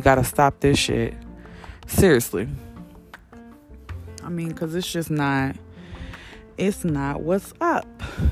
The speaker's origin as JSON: {"language": "English", "town": "Champaign", "region": "Illinois", "country": "United States", "tie": "born or raised there", "also_born_or_lived": "Chicago, Illinois", "said": "I've been in Champaign since I was like 10. I just say I'm from Champaign"}